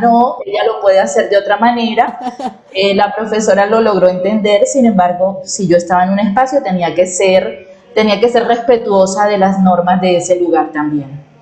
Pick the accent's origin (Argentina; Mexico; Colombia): Colombia; Barranquilla, Atlántico; yo nací en Barranquilla, soy barranquillera, em, soy costeña